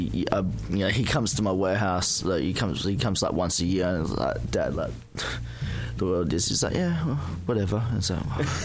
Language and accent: English; Hong Kong; I'm from Hong Kong. Hong Kong. I was born here, so I've pretty much, I was born here. I didn't even go overseas till I was 27, so I was lucky. I was brought up really Asian.